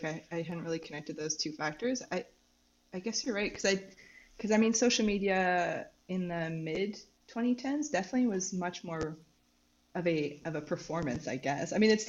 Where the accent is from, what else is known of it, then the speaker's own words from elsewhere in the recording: Canada; also born or lived in Victoria, BC; now in Montreal, Canada; Okay, yes, so I'm a student. I am Canadian.